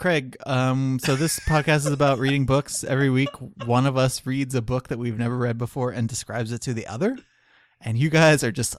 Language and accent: English; Canada; And because we're Canadian, we eventually turned that assassination into a joke in the film Bon Cop, Bad Cop.